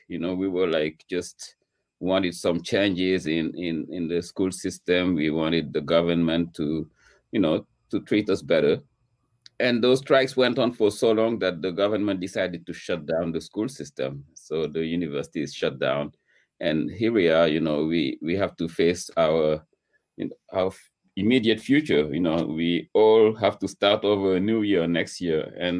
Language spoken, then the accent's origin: English; Dakar, Senegal; moved away as an adult; now in New York, United States; I was born in Dakar. Dakar is the capital city of Senegal. And grew up there, an eventful childhood, until I was a student in physics and chemistry.